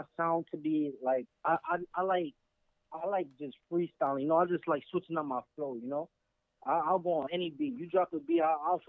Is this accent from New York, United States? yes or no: yes; New York City, New York, United States; I'm from Brooklyn.